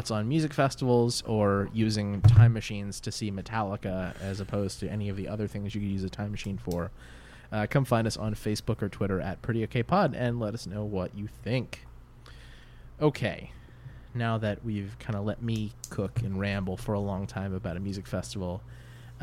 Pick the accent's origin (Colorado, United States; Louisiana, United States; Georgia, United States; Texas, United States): Louisiana, United States; New Orleans; I'm from New Orleans